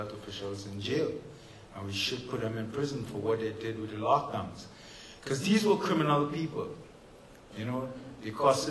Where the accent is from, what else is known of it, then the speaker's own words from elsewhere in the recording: Canada; I'm proud as I'm a Canadian citizen, principally, so I'm proud